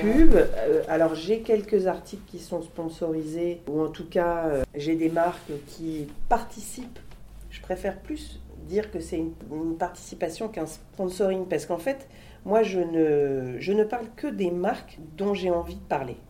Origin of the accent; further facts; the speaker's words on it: Lille, Hauts-de-France, France; moved away as an adult; now in Paris, France; quand j'étais petite, j'adorais venir à Paris, j'habitais Lille